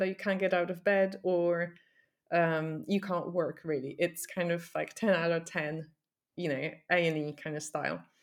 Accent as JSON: {"language": "English", "country": "Poland", "tie": "born or raised there", "moved": "as an adult", "lives_now": "United Kingdom", "said": "I grew up in Poland"}